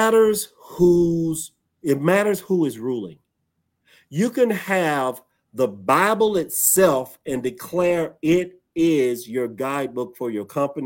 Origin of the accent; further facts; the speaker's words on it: Florida, United States; I grew up here in Florida. I am a native Floridian.